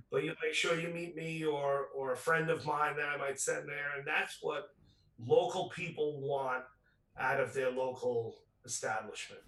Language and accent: English; New York City, New York, United States; I grew up in Rockaway Beach